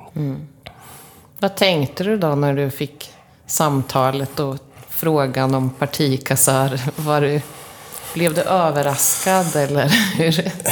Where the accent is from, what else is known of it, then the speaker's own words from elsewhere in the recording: Linköping, Östergötland, Sweden; vi Linköpingsbor